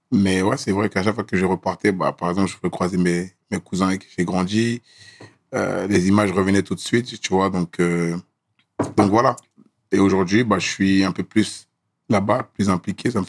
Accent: Gagnoa, Gôh-Djiboua, Côte d’Ivoire; born there; moi je suis né à Gagnoa. Je suis né à Gagnoa et.

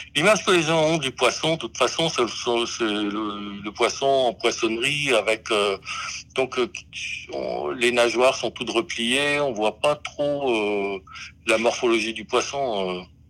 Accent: Brest, Brittany, France; je suis né à Brest

